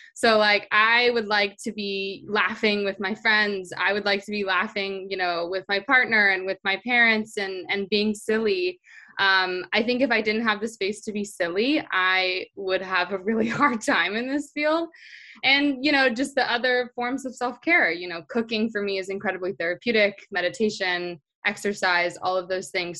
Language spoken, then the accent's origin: English; Orange County, California, United States; I grew up in Orange County, California